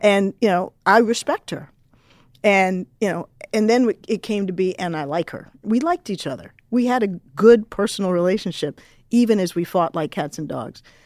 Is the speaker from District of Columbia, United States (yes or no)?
yes; Washington, District of Columbia, United States; born or raised there